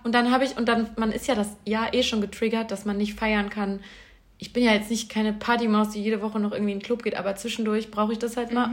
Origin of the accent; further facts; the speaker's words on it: Bielefeld, North Rhine-Westphalia, Germany; moved away; In Bielefeld, in meiner Heimatstadt